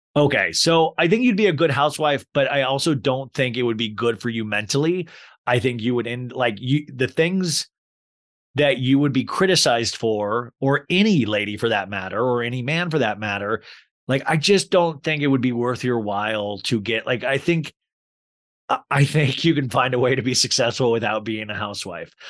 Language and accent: English; Paradise Valley, Arizona, United States; also born or lived in Kansas; I grew up in Paradise Valley, Scottsdale area. Uh, well, I moved from Kansas to there.